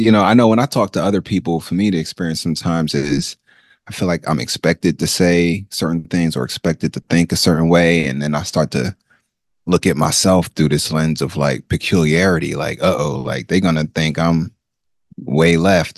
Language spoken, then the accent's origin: English; Nigeria; I am Nigerian. Uh, I am from the Ibo language speaking group of Nigeria.